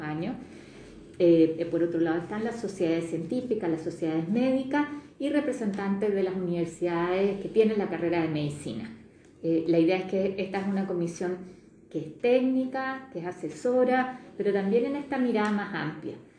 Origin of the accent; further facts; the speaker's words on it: Magallanes and Chilean Antarctica, Chile; yo soy de Magallanes